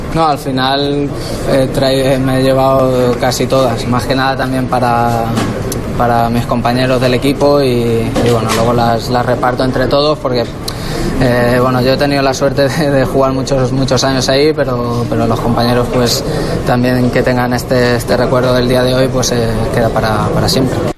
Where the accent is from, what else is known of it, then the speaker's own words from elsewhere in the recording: Ciudad Real, Castilla-La Mancha, Spain; moved away; es ciudad, porque además es real, ciudad real, es mi lugar de nacimiento.